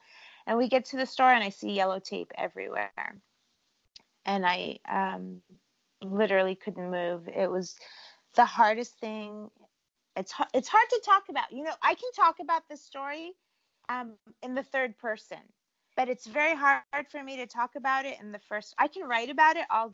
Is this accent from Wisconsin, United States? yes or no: no; California, United States; also born or lived in Cleveland, Ohio; I grew up in California.